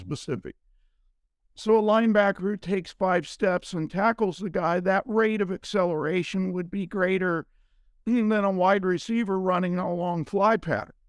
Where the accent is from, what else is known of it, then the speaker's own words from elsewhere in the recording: Ohio, United States; I grew up in Ohio